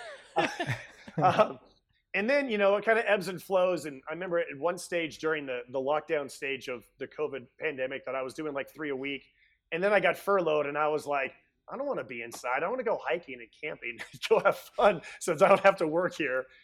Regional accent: Bay Area, California, United States; I grew up in the Bay Area

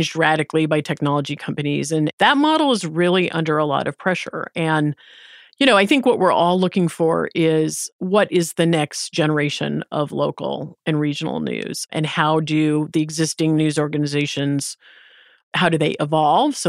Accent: the Midwest of the United States, United States; I grew up in the Midwest of the United

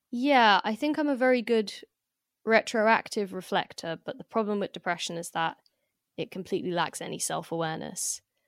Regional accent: London, United Kingdom; also born or lived in France; as a Londoner

